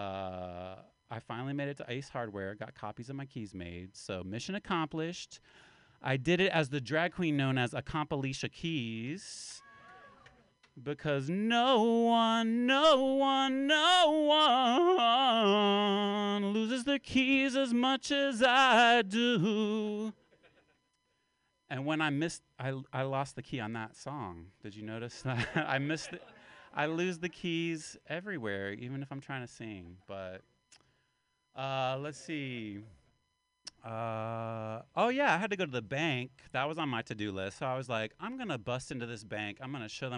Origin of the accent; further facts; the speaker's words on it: West Virginia, United States; accent: Appalachian; where my home part of town is West Virginia. I'm an Appalachian man. And that's why I talk like this, like a big old redneck, like a hillbilly.